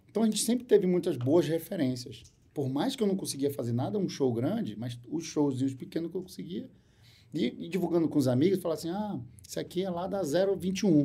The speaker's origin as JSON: {"language": "Portuguese", "town": "Porto Velho", "region": "Rondônia", "country": "Brazil", "tie": "born or raised there", "moved": "yes", "lives_now": "Manaus, Brazil", "said": "Sou de Porto Velho. Em Porto Velho, no colégio me chamavam de …"}